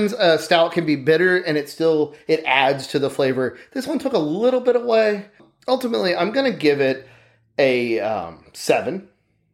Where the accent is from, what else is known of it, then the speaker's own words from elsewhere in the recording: Arkansas, United States; also born or lived in Texas; I'm pretty much from around Texas. I'm from Arkansas.